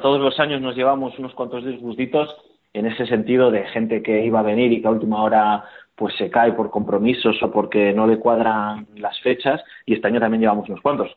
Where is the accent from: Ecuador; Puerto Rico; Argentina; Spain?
Spain; Bilbao, Basque Country; como somos de Bilbao, por lo menos yo soy de Bilbao